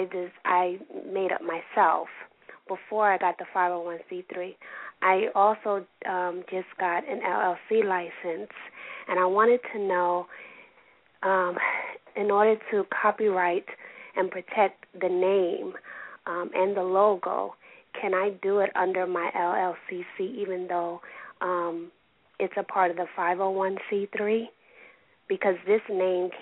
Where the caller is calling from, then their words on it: Montclair, New Jersey, United States; I'm calling from Montclair, New Jersey